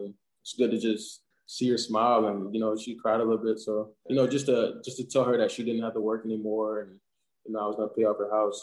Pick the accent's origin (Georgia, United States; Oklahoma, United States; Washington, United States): Georgia, United States; South; moved away as an adult; now in Indianapolis, United States; I'm from South Georgia